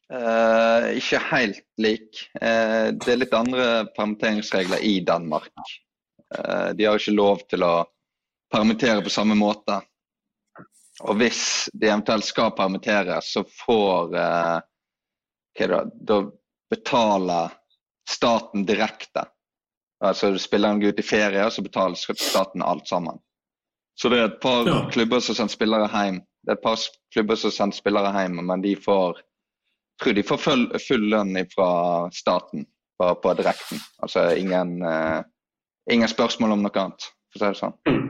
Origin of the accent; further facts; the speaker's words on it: Os, Vestland, Norway; i Os, der jeg kommer fra